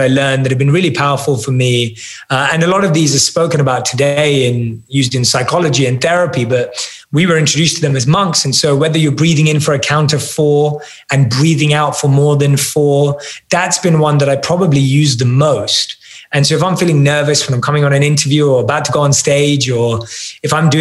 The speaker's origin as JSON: {"language": "English", "region": "London", "country": "United Kingdom", "said": "I still look like I'm from London and don't fit"}